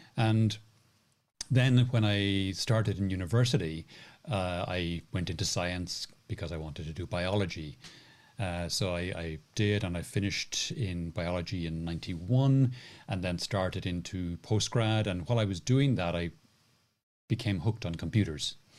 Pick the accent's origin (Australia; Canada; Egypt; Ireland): Ireland; Cork, Munster; when I was growing up in Cork in Ireland